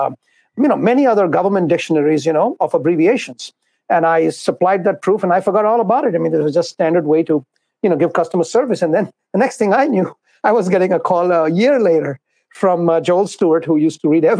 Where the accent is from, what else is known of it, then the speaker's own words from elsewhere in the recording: Mumbai, Maharashtra, India; moved away as an adult; now in New York City, United States; I was born and brought up in Bombay, India. I came here when I was around 20 years of age, and I came to New York City